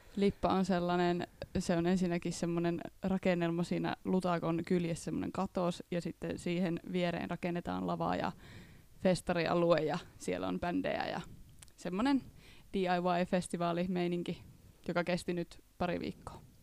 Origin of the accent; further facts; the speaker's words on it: Reisjärvi, North Ostrobothnia, Finland; now in Jyväskylä, Finland; Mä oon alun perin Reisjärveltä ihan järkyttävän pienestä kylästä Pohjois-Pohjanmaan eteläisimmästä kunnasta.